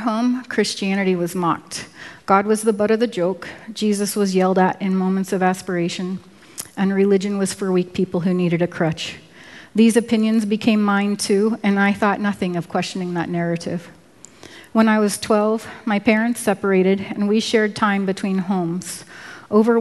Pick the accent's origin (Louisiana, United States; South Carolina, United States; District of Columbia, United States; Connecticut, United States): District of Columbia, United States; Washington; moved away as an adult; also born or lived in Virginia / Oregon; I was born in Washington, D.C.